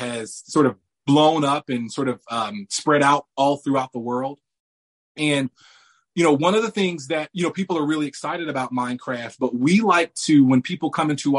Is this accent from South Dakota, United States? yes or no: no; Indianapolis, Indiana, United States; I was born and raised here in Indianapolis, Indiana.